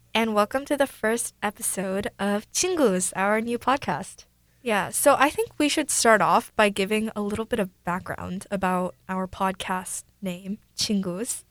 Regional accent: Mercer Island, Washington, United States; Both my parents are Korean, but I was born here

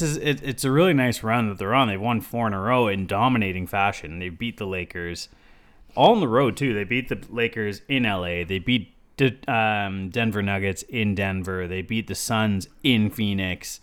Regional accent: Toronto, Ontario, Canada; We're from Toronto

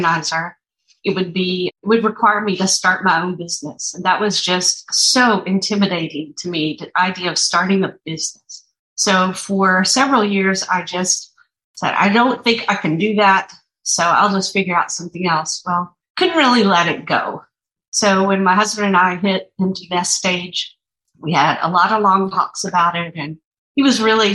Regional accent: East Tennessee, United States; moved away as an adult; also born or lived in Atlanta; I grew up in East Tennessee

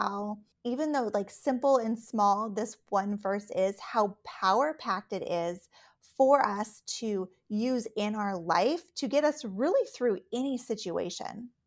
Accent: Alaska, United States; also born or lived in Texas / Colorado / Minnesota; now in Minneapolis, United States; I, uh, was born and raised in Alaska

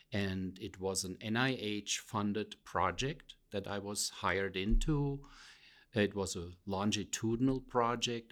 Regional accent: Rhineland-Palatinate, Germany; moved away; also born or lived in Pennsylvania; I come from what is known as the Rhineland Palatinate area, but I'm not from that area that is more well known because of the wine growing region.

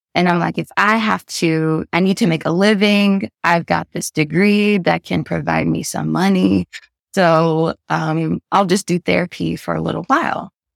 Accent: the South, Kentucky, United States; moved away as an adult; also born or lived in Connecticut; now in London, United Kingdom; as a Black woman from the South

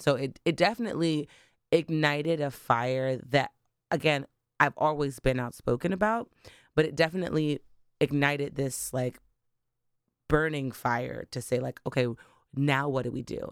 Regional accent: Delaware, United States; also born or lived in Bermuda; I am not actually a Delaware native, um, but I grew up in Delaware. Um, I was originally born in Bermuda

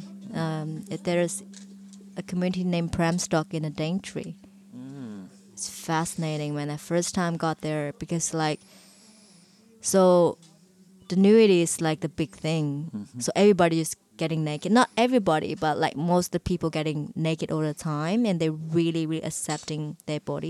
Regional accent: China; moved away as an adult; the life that I have in China before, it's just like another lifetime, man.

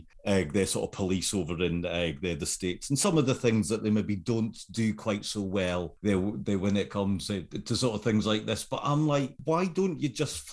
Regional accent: United Kingdom; as a British viewer.

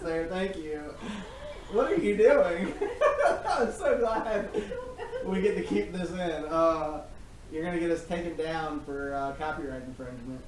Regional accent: North Carolina, United States; my home state

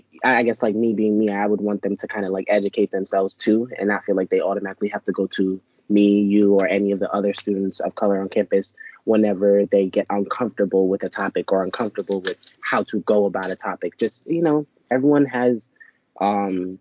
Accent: New York City, New York, United States; I'm from Brooklyn, so I'm going to say certain words certain ways

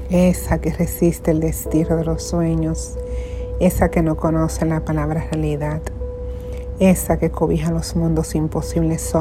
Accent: Dominican Republic; now in Puerto Rico; creo que soy la única dominicana, lo digo con mucha humildad, que ha llegado a ser rectora en Puerto Rico, eh, siendo dominicana

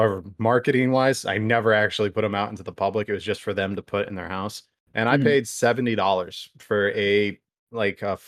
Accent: United States; We in America

